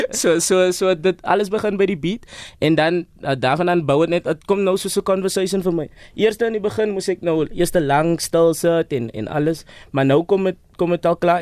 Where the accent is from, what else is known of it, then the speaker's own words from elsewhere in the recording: Eastern Cape, South Africa; ek is van die Ooskaap